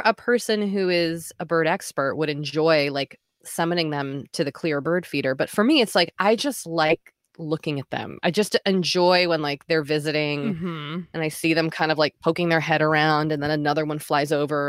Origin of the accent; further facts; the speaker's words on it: Boston, Massachusetts, United States; I'm from Boston. I went to college in Maine. Then I moved to New York City.